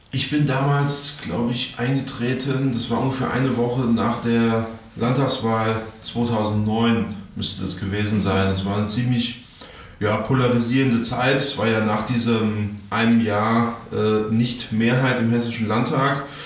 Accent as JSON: {"language": "German", "town": "Darmstadt", "region": "Hesse", "country": "Germany", "said": "bei uns in Darmstadt"}